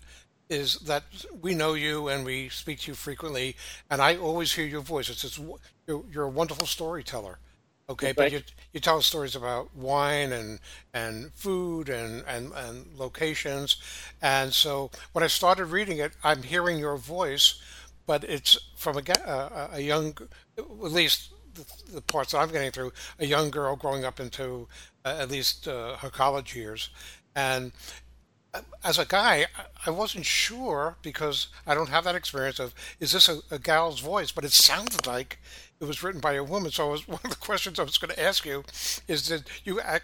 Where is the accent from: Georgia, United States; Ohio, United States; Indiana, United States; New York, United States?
New York, United States; New York City; I grew up in Brooklyn, but yeah, I'm a New Yorker through and through